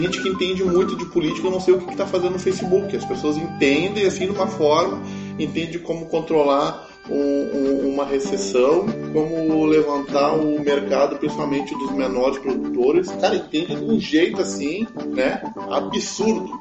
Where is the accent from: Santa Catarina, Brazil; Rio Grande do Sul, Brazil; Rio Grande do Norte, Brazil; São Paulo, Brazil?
Rio Grande do Sul, Brazil; Alvorada; also born or lived in Porto Alegre; Moro, eu morei minha vida toda em Alvorada